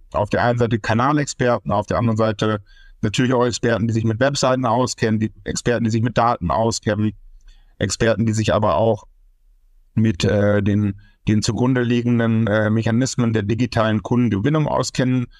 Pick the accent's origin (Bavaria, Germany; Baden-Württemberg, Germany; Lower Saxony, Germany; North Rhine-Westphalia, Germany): North Rhine-Westphalia, Germany; Münster; gebürtig aus Münster, Westfalen